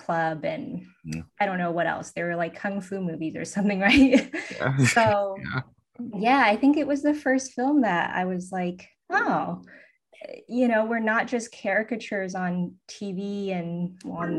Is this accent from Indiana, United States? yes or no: no; Southern California, United States; also born or lived in East Bay, Northern California; I grew up in Southern California, and then I moved to the East Bay in Northern California.